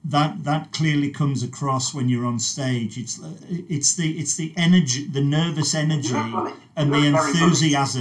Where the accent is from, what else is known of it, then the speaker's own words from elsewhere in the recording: Carlisle, North West England, United Kingdom; now in London, United Kingdom; My home city is Carlisle, and coming down to London was amazing